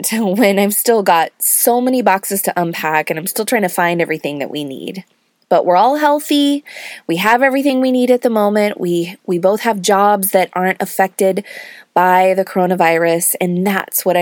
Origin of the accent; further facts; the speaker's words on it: California, United States; moved away as an adult; now in Georgia, United States; both of us being born and raised in California and never having lived outside the state